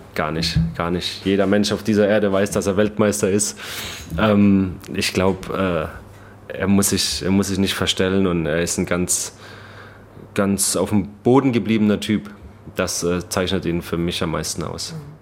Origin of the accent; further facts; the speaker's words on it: Baden-Württemberg, Germany; accent: Baden-Württemberg dialect; moved away as an adult; also born or lived in Kiel; now in Chicago, United States; ich habe ja selbst äh, Probleme, Hochdeutsch zu sprechen. Ne? Ich komme aus Baden-Württemberg